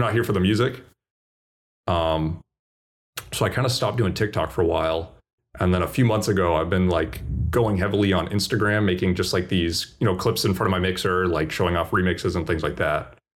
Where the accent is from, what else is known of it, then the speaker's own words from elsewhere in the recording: Boston, Massachusetts, United States; I'm from Boston